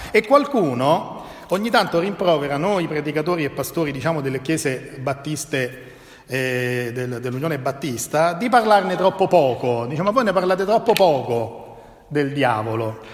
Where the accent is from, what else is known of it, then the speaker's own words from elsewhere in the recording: Italy; also born or lived in Genoa; noi italiani